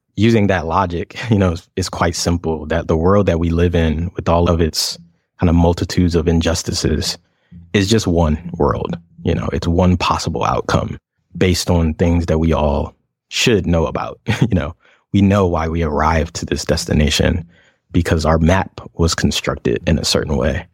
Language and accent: English; Atlanta, Georgia, United States; moved away as an adult; also born or lived in Los Angeles; I am an interdisciplinary queer designer, artist, inventor, archivist, and, uh, performer from Atlanta, Georgia